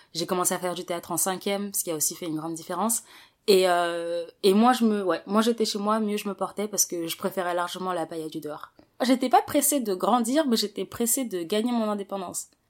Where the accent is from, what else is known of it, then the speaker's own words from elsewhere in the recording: Paris, Île-de-France, France; Je suis née, j'ai grandi à Paris